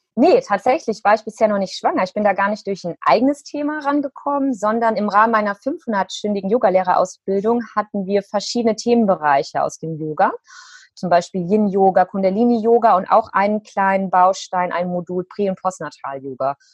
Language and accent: German; Cologne, North Rhine-Westphalia, Germany; hier in Köln in meiner Heimat